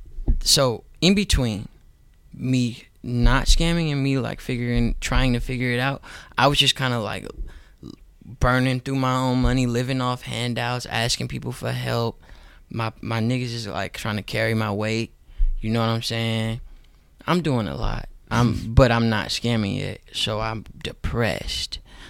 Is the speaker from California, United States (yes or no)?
yes; Oakland, California, United States; Because I was from Oakland. Not really necessarily me being black, but I was just from Oakland.